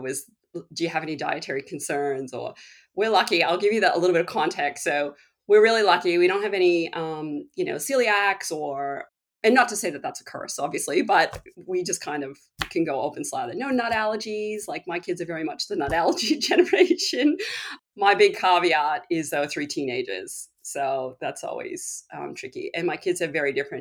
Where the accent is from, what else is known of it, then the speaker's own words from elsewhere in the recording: Boston, Massachusetts, United States; moved away as an adult; now in Australia; I'm from Boston